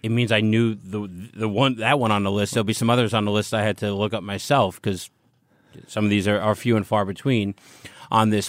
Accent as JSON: {"language": "English", "country": "United States", "said": "I'm an American"}